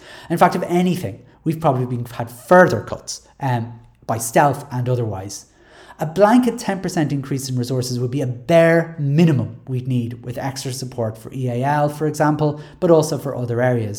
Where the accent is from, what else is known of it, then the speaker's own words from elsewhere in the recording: Ireland; As Irish people